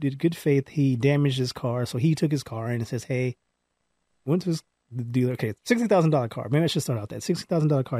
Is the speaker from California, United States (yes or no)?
yes; Palmdale, California, United States; I grew up in Palmdale